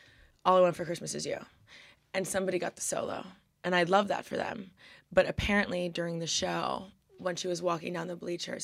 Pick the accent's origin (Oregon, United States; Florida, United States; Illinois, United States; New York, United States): Florida, United States; Miami; growing up in Miami